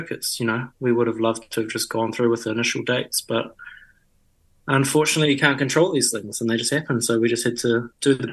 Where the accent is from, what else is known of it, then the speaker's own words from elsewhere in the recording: Mapua, Tasman, New Zealand; now in Wellington, New Zealand; I grew up in Mapua, just out of Nelson, so top of the South Island. That's home for the first 17 years of my life, apart from a brief stint up in Auckland for six months when I was in high school.